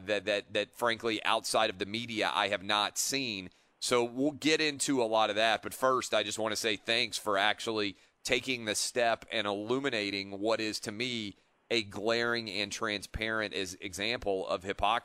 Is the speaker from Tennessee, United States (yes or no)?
yes; Nashville, Tennessee, United States; moved away as an adult; also born or lived in Washington, D.C.; I grew up in Nashville and then went away to college in Washington, D.C.